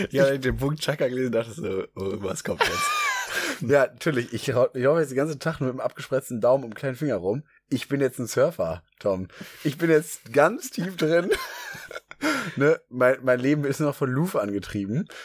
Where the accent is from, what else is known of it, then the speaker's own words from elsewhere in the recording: Hamburg, Germany; In Hamburg als Hamburger